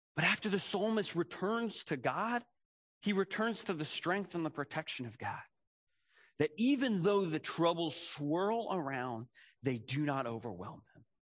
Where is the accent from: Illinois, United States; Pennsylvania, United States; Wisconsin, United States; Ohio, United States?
Pennsylvania, United States; Philadelphia; I, I grew up in Philadelphia